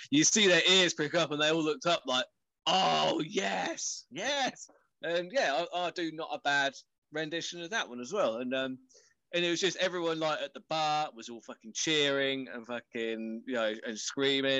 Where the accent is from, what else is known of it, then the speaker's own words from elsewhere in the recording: England, United Kingdom; being English